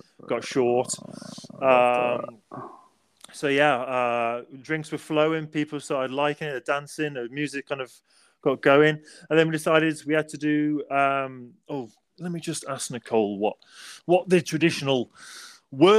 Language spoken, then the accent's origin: English; England, United Kingdom; now in United States; I'm English